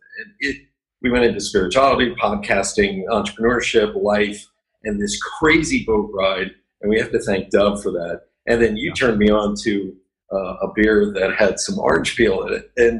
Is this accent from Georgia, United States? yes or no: no; Lebanon, Pennsylvania, United States; moved away as an adult; also born or lived in New York; now in Las Vegas, United States; I grew up in Lebanon, Pennsylvania, right down the road from Reading. So to hear my accent being back at me is the best, by the way. We still say shar and ar.